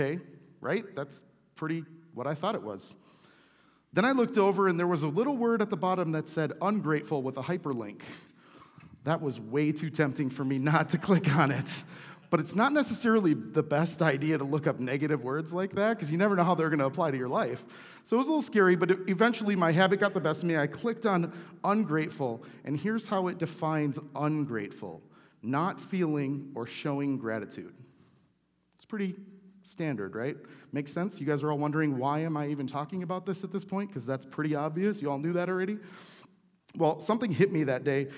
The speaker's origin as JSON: {"language": "English", "country": "United States", "said": "I'm an American"}